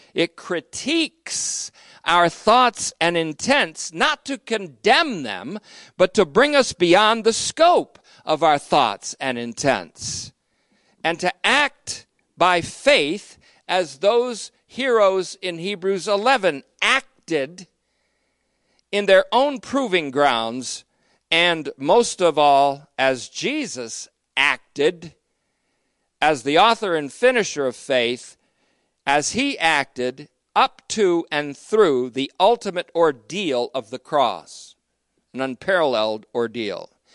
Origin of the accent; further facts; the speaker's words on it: United States; I speak as an American today